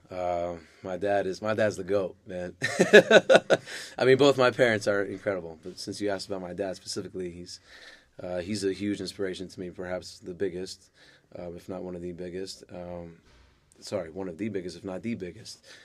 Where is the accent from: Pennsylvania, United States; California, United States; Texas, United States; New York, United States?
New York, United States; New York City; also born or lived in Manhasset, New York / Lawrence, New York; I grew up in Far Rockaway. I was born in Manhasset